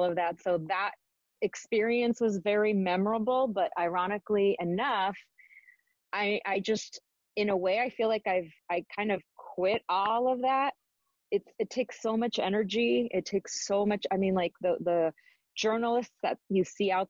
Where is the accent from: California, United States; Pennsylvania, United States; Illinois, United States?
California, United States; Los Angeles; also born or lived in Arizona; my Spanish wasn't the best because I was born and raised here